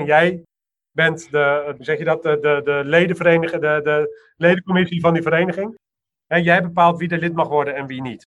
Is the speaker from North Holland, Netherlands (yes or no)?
yes; Amsterdam, North Holland, Netherlands; ik ben een Amsterdammer